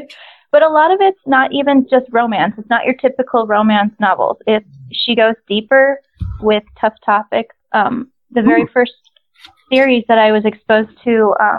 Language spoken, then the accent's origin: English; the North, United States; I grew up in the North